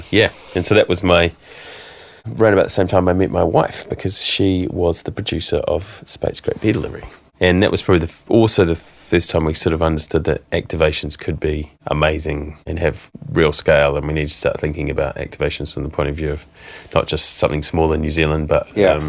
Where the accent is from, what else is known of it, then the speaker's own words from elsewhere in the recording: London, United Kingdom; it was a combination of I'm from London you know